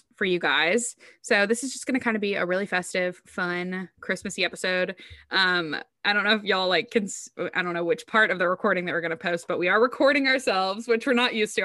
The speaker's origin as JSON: {"language": "English", "region": "the South", "country": "United States", "said": "I'm from the South"}